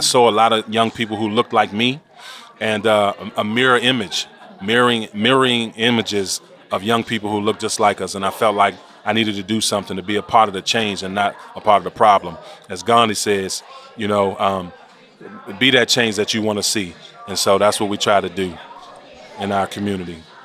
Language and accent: English; Washington, District of Columbia, United States; born and raised in Washington, D.C.